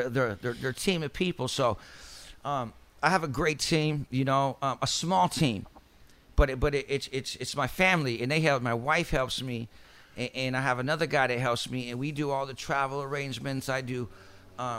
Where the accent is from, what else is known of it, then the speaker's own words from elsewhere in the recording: Central, California, United States; growing up in Central, I used to go out to Ucaipa a lot